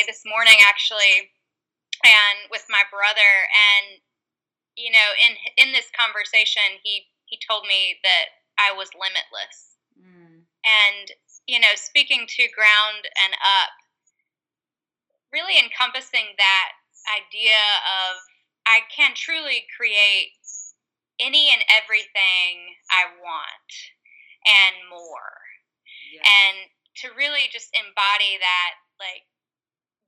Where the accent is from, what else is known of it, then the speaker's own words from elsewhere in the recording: North Carolina, United States; also born or lived in Las Vegas, Nevada; I'm from North Carolina, but I was living in Las Vegas, Nevada when I had him